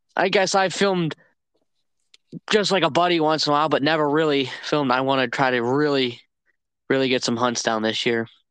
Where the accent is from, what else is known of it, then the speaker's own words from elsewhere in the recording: Northeast Ohio, United States; am from Northeast Ohio